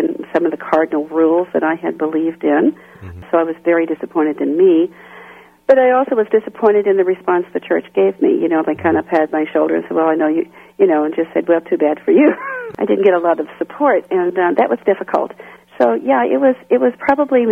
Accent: Kansas City, Kansas, United States; moved away as an adult; I grew up in Kansas City, Kansas. Outside of Kansas City, Kansas, at a small goat farm

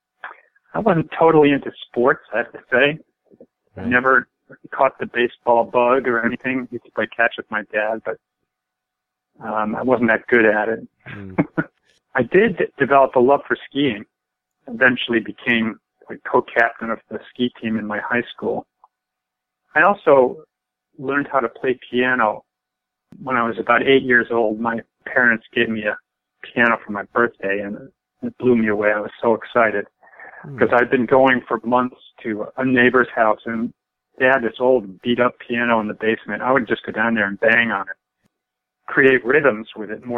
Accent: Longmeadow, Massachusetts, United States; I grew up in Long Meadow, Massachusetts, not far from you, I think.

